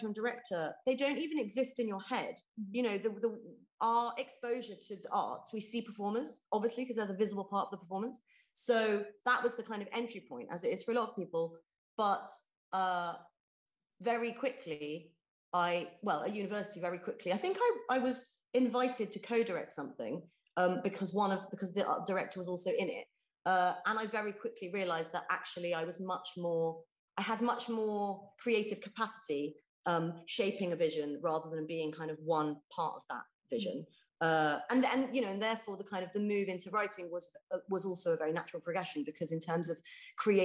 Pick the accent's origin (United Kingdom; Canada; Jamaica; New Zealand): United Kingdom; West Country, South West England; I grew up in the West Country